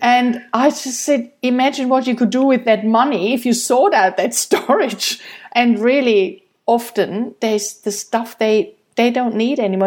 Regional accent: Germany; moved away; I'm from Germany

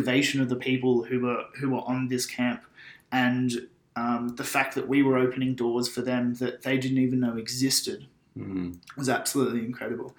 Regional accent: Byron Bay, New South Wales, Australia; I grew up in Byron Bay, went to high school at Byron Bay Public School

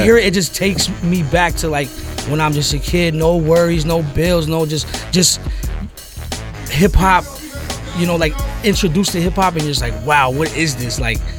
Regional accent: West Coast, United States; growing up on the West Coast, but just loving hip-hop in general

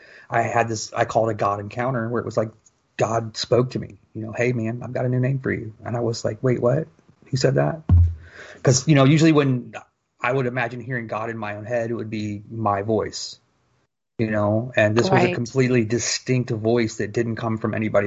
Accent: Fort Wayne, Indiana, United States; I was born and raised in Fort Wayne, Indiana

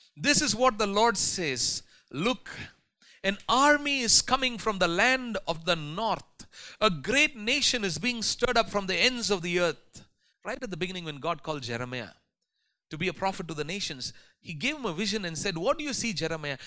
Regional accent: India; as Indian Christians

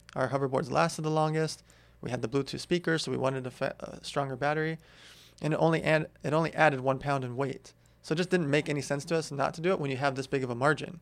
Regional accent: Los Angeles, California, United States; also born or lived in Russia / San Diego; I grew up in L

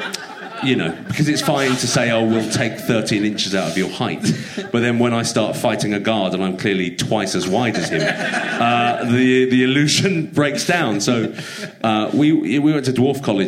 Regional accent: London, United Kingdom; growing up in London

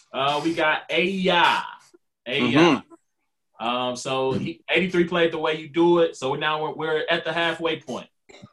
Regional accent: Louisiana, United States; moved away; I'm from Louisiana

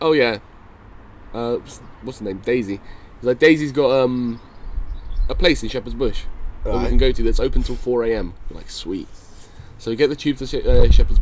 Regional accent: Romania; moved away

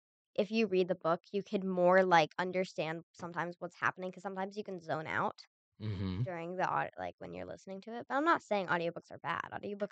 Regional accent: Zionsville, Indiana, United States; I'm from Zionsville, Indiana.

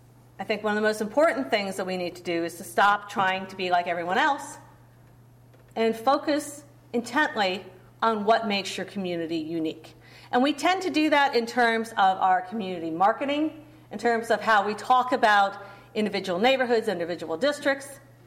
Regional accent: Cleveland, Ohio, United States; It was not that way, you know, when I was growing up in Cleveland.

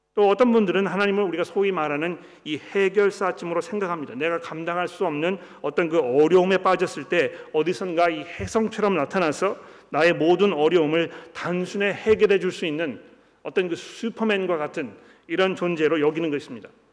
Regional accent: South Korea

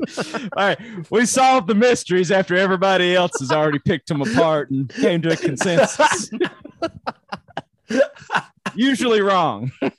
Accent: United States; I'm an American

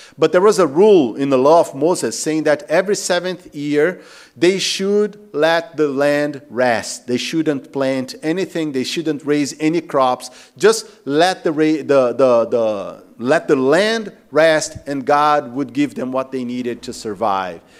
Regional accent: Macaé, Rio de Janeiro, Brazil; moved away; I'm from Rio de Janeiro, I'm from Macaé

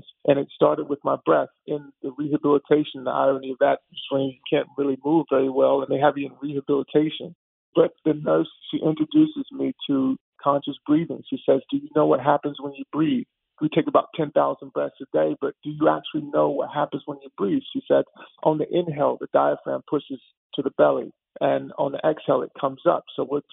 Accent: Texas, United States; I grew up in Texas

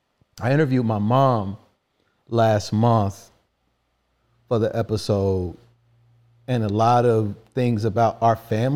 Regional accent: Kansas, United States; I'm from Kansas.

